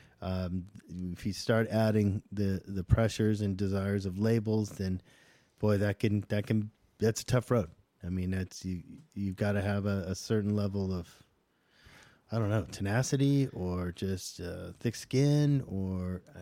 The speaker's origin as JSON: {"language": "English", "region": "Southern California", "country": "United States", "moved": "yes", "lives_now": "Nashville, United States", "said": "I'm from Southern California"}